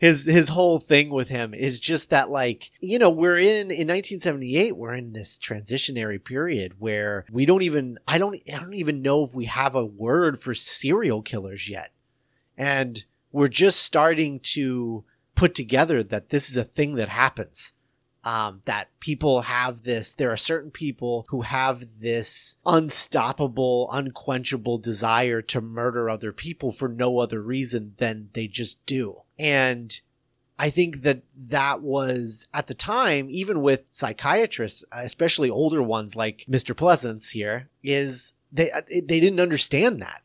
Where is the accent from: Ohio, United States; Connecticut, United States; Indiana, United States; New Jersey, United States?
Indiana, United States; I grew up in Indiana